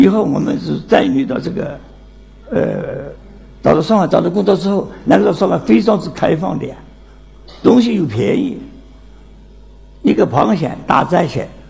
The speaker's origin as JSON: {"language": "Chinese", "town": "Nancheng", "region": "Jiangxi", "country": "China", "moved": "yes", "said": "今年九十二岁，江西南城人"}